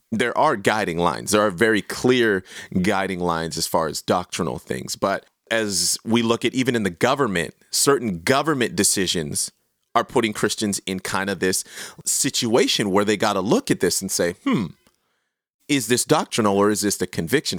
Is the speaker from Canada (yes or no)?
yes; Canada; I am so proudly Canadian